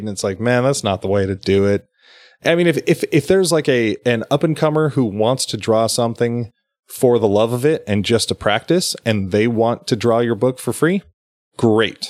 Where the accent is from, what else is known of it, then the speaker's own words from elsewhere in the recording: Sacramento County, California, United States; we're both from Sacramento County, but we both live in counties outside of Sacramento County